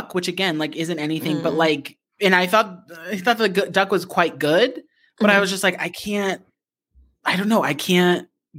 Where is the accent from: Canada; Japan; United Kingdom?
Japan; I remember growing up in Japan